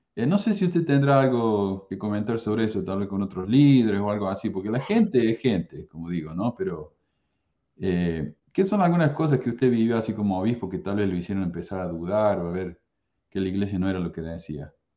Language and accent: Spanish; Córdoba, Argentina; yo soy de Córdoba, Argentina